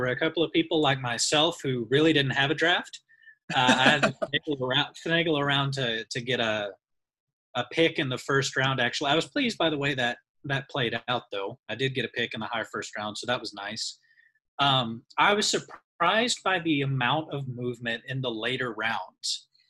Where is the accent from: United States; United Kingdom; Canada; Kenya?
United States; Southwest Missouri; I am from Southwest Missouri, you know, Branson, Springfield, Ozark area. Went to school with Bishop at Freed Hardeman.